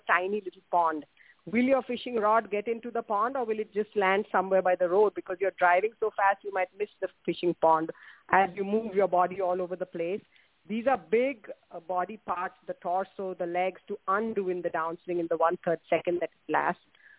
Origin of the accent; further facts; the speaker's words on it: India; moved away; I grew up in India